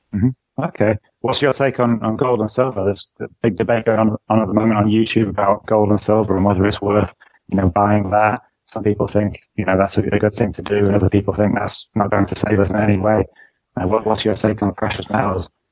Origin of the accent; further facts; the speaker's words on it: England, United Kingdom; now in Netherlands; I'm from England, but I actually live in the Netherlands